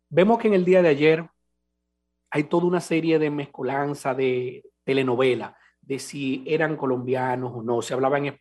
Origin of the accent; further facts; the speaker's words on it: Dominican Republic; moved away as an adult; como dominicano que me encuentro temporalmente en el exterior.